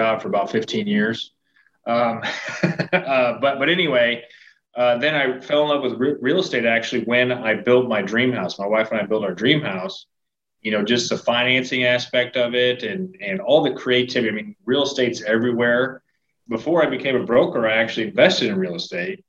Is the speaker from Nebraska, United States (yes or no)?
yes; Nebraska, United States; now in Missouri, United States; I grew up in the Midwest, in Nebraska. Moved to Missouri